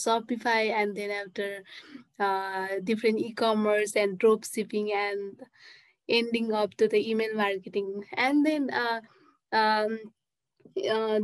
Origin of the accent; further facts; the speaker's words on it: Nepal; I'm from Nepal. That's near to the India, but I'm from Nepal